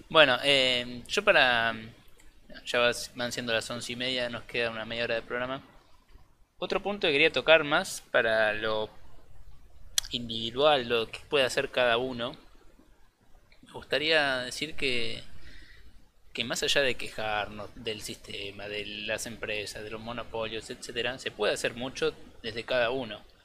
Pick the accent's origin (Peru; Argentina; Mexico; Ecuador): Argentina; La Plata, Buenos Aires Province; soy de La Plata